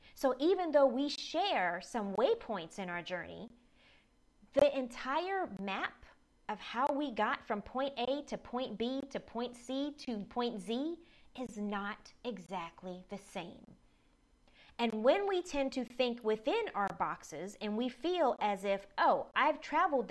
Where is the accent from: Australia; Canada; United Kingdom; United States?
United States; the South; I grew up in the South